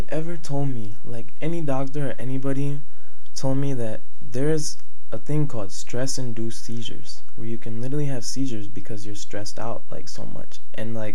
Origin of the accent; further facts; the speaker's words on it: Richmond Heights, Ohio, United States; also born or lived in Westlake, Ohio; I grew up in Richmond Heights